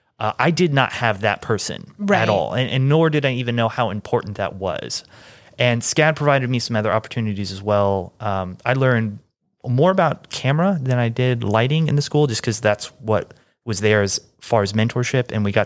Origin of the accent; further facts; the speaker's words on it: Kansas City, Missouri, United States; now in Atlanta, United States; I grew up in Kansas City.